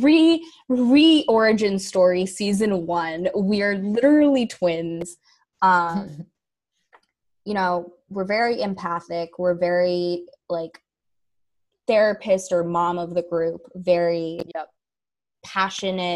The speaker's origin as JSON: {"language": "English", "area": "the Bay Area", "region": "California", "country": "United States", "tie": "born or raised there"}